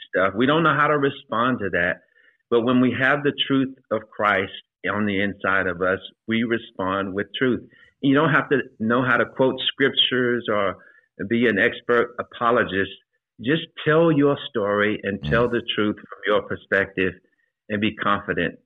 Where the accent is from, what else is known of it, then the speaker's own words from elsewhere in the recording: Shreveport, Louisiana, United States; moved away as an adult; now in Atlanta, United States; I advanced through the ranks in Shreveport, Louisiana, my hometown